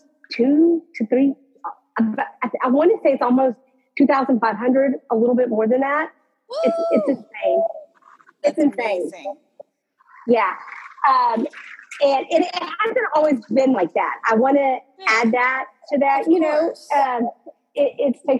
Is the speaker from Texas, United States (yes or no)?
yes; Texas, United States; born here, die here. I'm that Texan